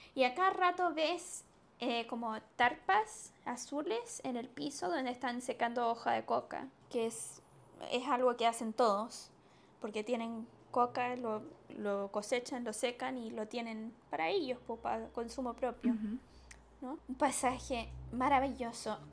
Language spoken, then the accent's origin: Spanish; Chile; siendo chilena